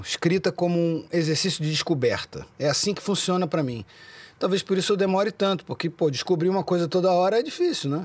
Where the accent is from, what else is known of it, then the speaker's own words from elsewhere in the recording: Brazil; crescendo no Brasil, é, eu nasci em 76, né? Então a minha transição de criança, começo dos anos 80, no Brasil